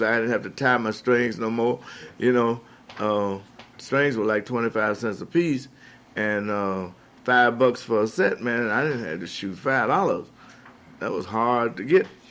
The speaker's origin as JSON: {"language": "English", "town": "Chicago", "region": "Illinois", "country": "United States", "tie": "born or raised there", "also_born_or_lived": "Mississippi", "said": "I was raised in Chicago"}